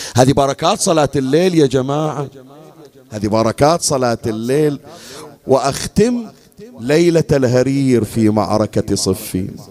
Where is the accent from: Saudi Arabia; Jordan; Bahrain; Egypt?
Bahrain; عندنا في البحرين